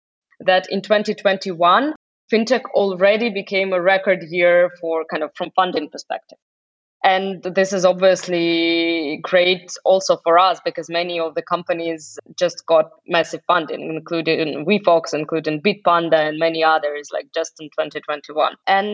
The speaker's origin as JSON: {"language": "English", "country": "Russia", "moved": "yes", "lives_now": "Germany", "said": "I moved from Russia to Germany and travel across the globe and also work in very international environments."}